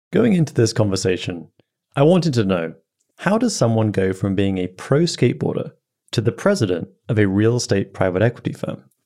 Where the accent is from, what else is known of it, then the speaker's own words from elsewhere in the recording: England, United Kingdom; moved away; I grew up in England